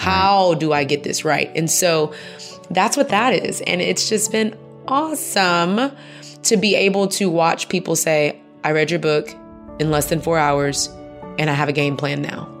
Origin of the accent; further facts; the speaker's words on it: Houston, Texas, United States; now in Atlanta, United States; I grew up in Houston